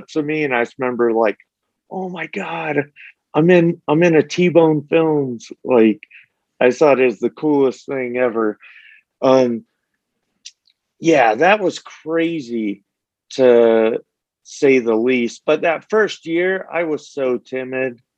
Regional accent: St. George, Utah, United States; also born or lived in Las Vegas, Nevada; even though I grew up in Las Vegas and St. George, the bulk of my life, you know, you move to St. George, it's a small little town.

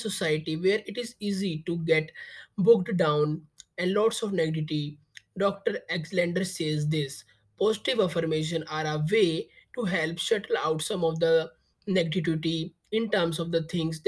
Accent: India; I am from India.

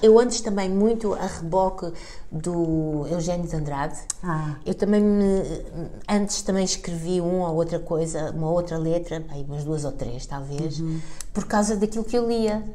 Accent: Portugal; eu sou portuguesa

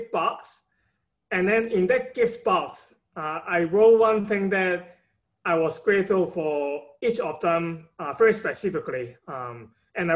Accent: Hong Kong; now in United States; I'm from Hong Kong originally. So my parent have been giving me a lot of support throughout my time in the state in the past 10 years

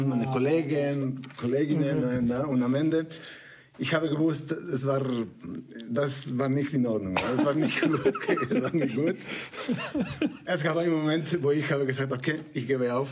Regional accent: Mexico; German is a second language; moved away as an adult; also born or lived in Canada; now in Switzerland; ich komme aus Mexiko. Ähm, ähm, seit 20 Jahren schon in die Schweiz.

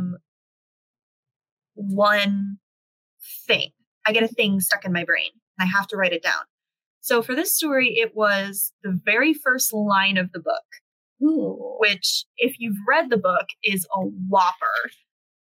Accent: United States; now in South Korea; I'm not an American

